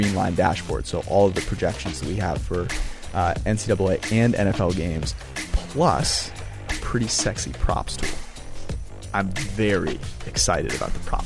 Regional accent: Menlo Park, California, United States; I'm from Menlo Park, adjacent to Palo Alto

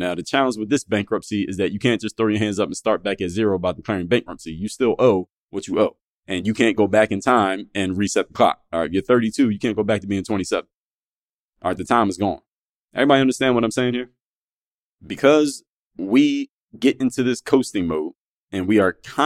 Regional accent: Philadelphia, Pennsylvania, United States; Andorra section of Philadelphia, which is my hometown

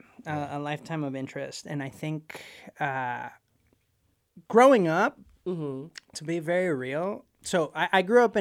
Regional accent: Puerto Rico; also born or lived in Ecuador; I grew up in Puerto Rico. I was born in Ecuador, and there's a whole story there how we ended up in Puerto Rico.

